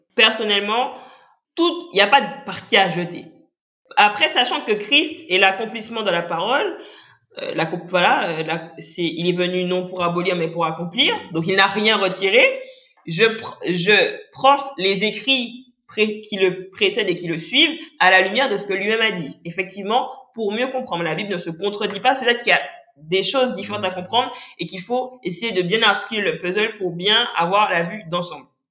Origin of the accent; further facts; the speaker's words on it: Guadeloupe; je suis guadeloupéenne